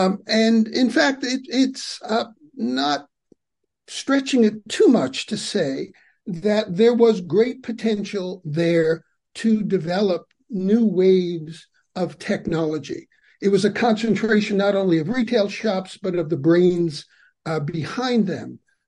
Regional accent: New York City, New York, United States; I grew up near Radio Row in Lower Manhattan in the old Italian-Chinese neighborhood.

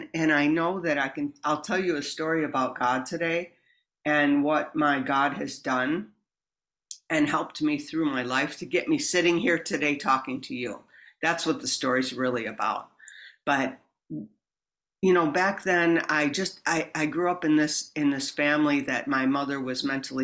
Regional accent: New York, United States; moved away; I grew up back east near Buffalo, not in Buffalo, a small town in between Buffalo and Rochester.

